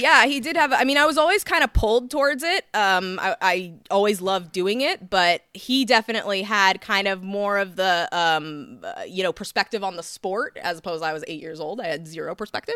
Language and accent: English; San Clemente, California, United States; also born or lived in Laguna Beach; I was raised in San Clemente pretty much most my life.